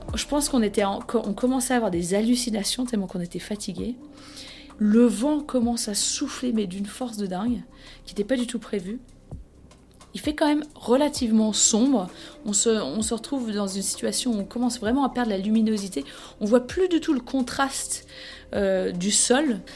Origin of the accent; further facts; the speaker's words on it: France; chez nous en France